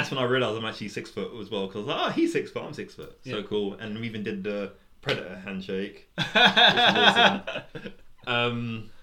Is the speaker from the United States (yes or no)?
no; England, United Kingdom; we're from England as well